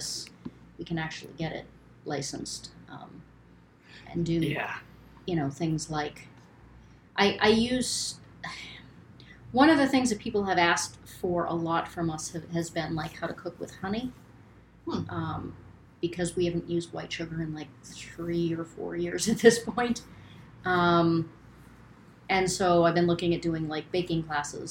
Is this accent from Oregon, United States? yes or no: no; Turner, Maine, United States; I am from Maine, born and raised. I grew up in Turner.